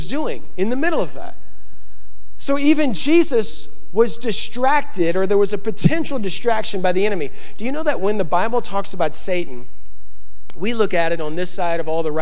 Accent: Baton Rouge, Louisiana, United States; moved away; I'm from Louisiana, we are not used to clear water.

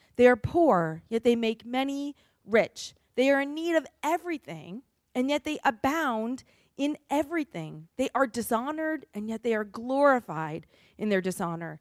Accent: New England, United States; I'm from New England

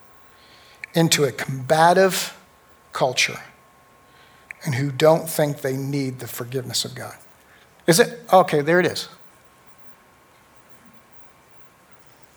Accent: United States; I am an American

